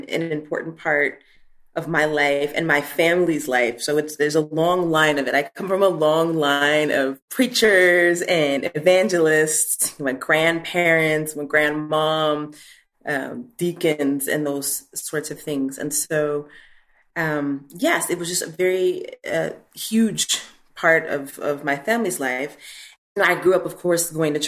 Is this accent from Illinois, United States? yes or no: yes; Chicago, Illinois, United States; moved away as an adult; also born or lived in Washington, D.C. / New York City; now in Vienna, Austria; I grew up about 20 minutes outside of Chicago